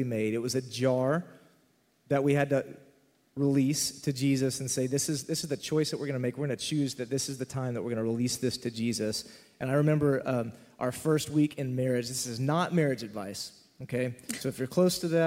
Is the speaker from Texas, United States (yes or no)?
yes; Texas, United States; I remember sitting in Southern Baptist Church growing up in Texas